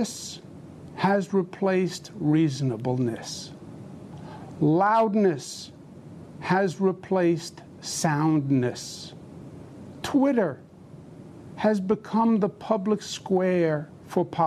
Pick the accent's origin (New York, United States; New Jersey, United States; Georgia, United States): New York, United States; I'm a New Yorker, born and bred